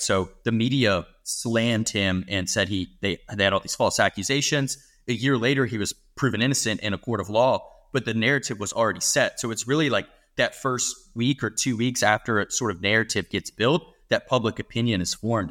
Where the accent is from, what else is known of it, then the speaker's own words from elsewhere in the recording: United States; I'm an American. I'm living in America for the rest of my life